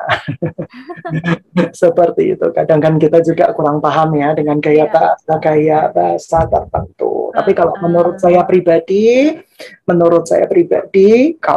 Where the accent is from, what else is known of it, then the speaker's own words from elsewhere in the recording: Central Java, Indonesia; saya ini berasal dari Jawa Tengah lah ya